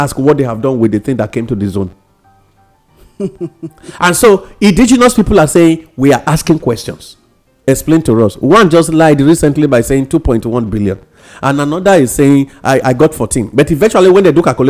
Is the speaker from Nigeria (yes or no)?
yes; Nigeria; being a Nigerian